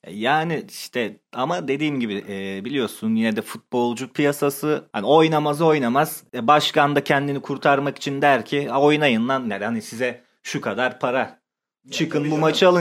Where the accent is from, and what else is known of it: Sakarya, Turkey